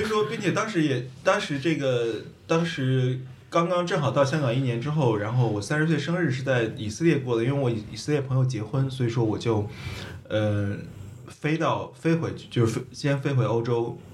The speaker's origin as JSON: {"language": "Chinese", "country": "China", "also_born_or_lived": "Netherlands / Hong Kong", "moved": "as an adult", "said": "我身上中国人的一面"}